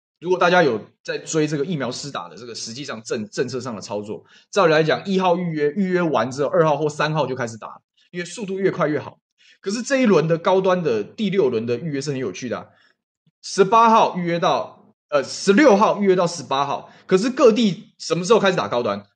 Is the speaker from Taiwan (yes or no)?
yes; Taiwan